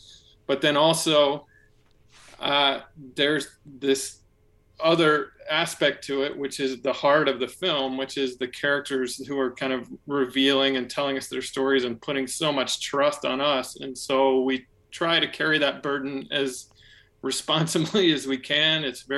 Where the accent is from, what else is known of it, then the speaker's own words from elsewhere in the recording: Atlanta, Georgia, United States; I'm from Atlanta